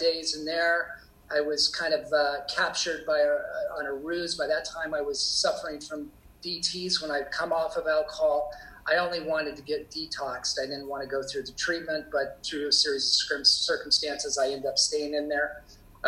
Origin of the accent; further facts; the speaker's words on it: Portland, Oregon, United States; I grew up in Portland, Oregon, and in a suburban